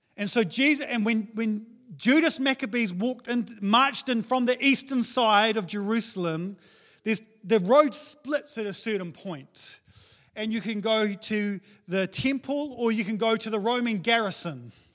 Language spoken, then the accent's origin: English; New Zealand; I'm a Kiwi male